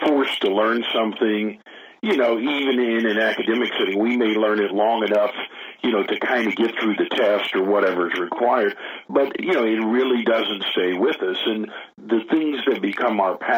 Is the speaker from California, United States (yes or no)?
no; Tulsa, Oklahoma, United States; I was born and raised in Tulsa, Oklahoma, where I still make my home today.